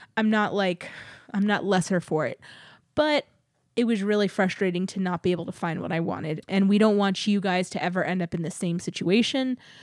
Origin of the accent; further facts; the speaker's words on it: Texas, United States; growing up in Texas